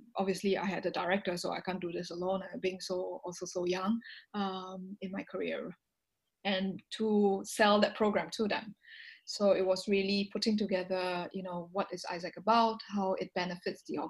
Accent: Singapore; moved away as an adult; also born or lived in Belgium / China; So I spoke Chinese Mandarin and being Singaporean

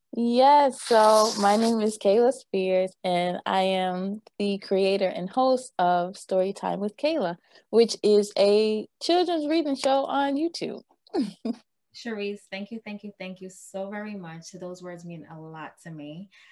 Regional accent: Silver Spring, Maryland, United States; I'm from Maryland, Silver Spring, Maryland

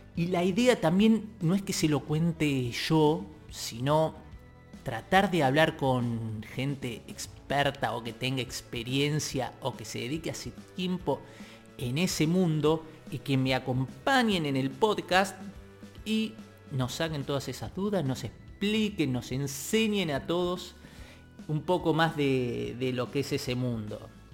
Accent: Tigre, Buenos Aires Province, Argentina; soy de Tigre

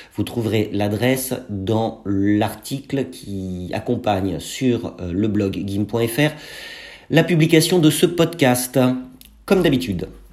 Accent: France; chez nous en France

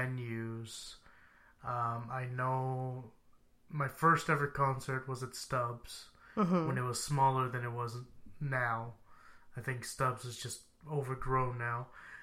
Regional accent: Texas, United States; being a Texan

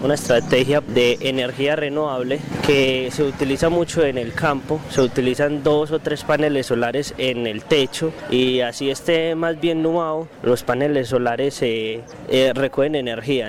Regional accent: Briceño, Antioquia, Colombia; soy del municipio de Briseño

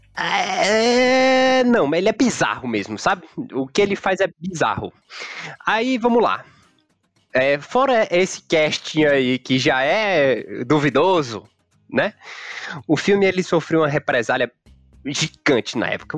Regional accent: Teresina, Piauí, Brazil; a gente é aqui, aqui de Teresina

